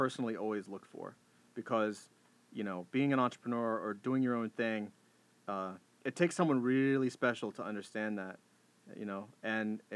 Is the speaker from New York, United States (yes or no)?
no; Jacksonville, Florida, United States; moved away as an adult; also born or lived in Atlanta, Georgia; I'm originally from Jacksonville, Florida